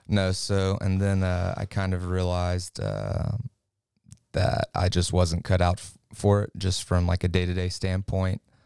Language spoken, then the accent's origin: English; Lafayette, United States; I'm from Lafayette. I grew up about half a block from downtown